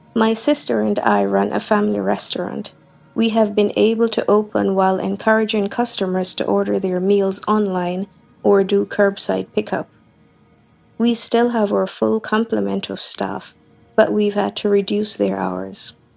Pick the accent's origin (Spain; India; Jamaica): Jamaica; Kingston; I'm from Kingston, Jamaica